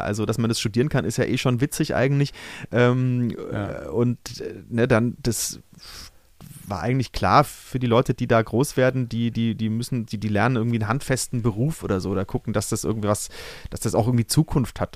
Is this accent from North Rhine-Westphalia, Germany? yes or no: no; Brunn, Bavaria, Germany; moved away as an adult; also born or lived in Cologne / Munich; now in Berlin, Germany; daheim da, wo ich äh, aufgewachsen bin, in Brunn